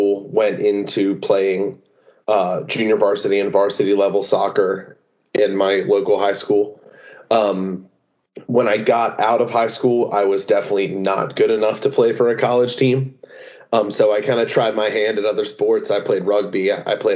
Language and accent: English; Harford County, Maryland, United States; I'm from Harford County, Maryland